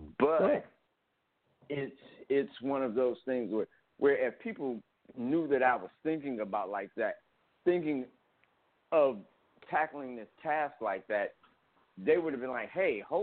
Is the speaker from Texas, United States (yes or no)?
no; Cleveland, Ohio, United States; I'm from Cleveland.